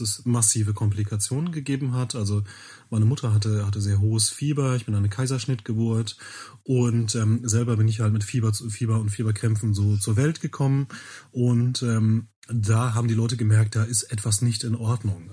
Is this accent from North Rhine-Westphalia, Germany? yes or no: yes; Bielefeld, North Rhine-Westphalia, Germany; ich komme aus Bielefeld, bin 39 Jahre alt und ähm, ja, in Bielefeld lebe ich